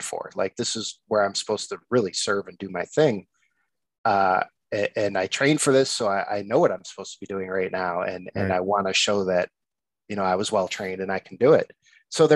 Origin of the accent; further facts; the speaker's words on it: Addison, Illinois, United States; accent: nasal Chicago; now in Chicago, United States; I'm from the burbs of Chicago, actually Addison, but I've been living in the city now for 11, 12 years